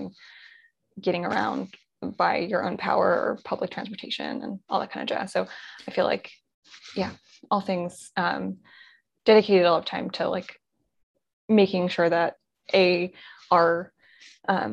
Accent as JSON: {"language": "English", "area": "just outside of Baltimore", "region": "Maryland", "country": "United States", "also_born_or_lived": "Boulder", "moved": "yes", "lives_now": "Philadelphia, United States", "said": "I'm from Maryland originally, just outside of Baltimore"}